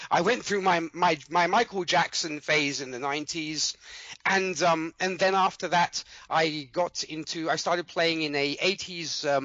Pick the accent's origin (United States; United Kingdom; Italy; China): Italy; Milan, Lombardy; I'm I'm from Milan, Italy. I was born and raised here, though my accent might say different. Uh, but but yes, I was I was born and raised over here in Italy. I uh, lived here all my life.